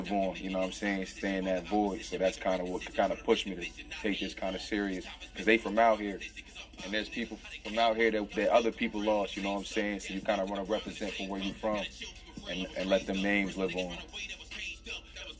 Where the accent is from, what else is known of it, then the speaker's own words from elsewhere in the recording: Browns Mills, New Jersey, United States; also born or lived in Mount Holly; I'm from Browns Mills, Pemberton Township area. Born and raised.